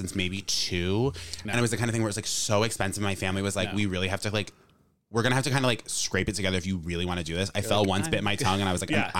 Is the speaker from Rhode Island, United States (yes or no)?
yes; Cranston, Rhode Island, United States; I'm from Cranston.